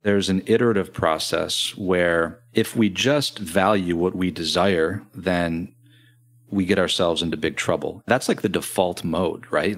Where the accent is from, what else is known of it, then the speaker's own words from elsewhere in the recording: Grand Rapids, Michigan, United States; I'm from Grand Rapids, Michigan